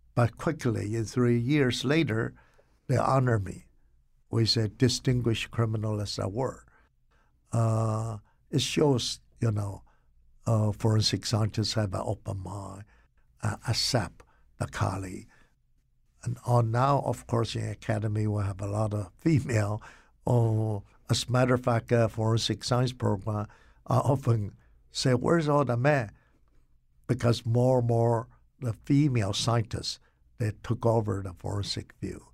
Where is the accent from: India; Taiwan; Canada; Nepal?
Taiwan; moved away as an adult; also born or lived in Rugao, China; now in Connecticut, United States; I grew up in Taiwan.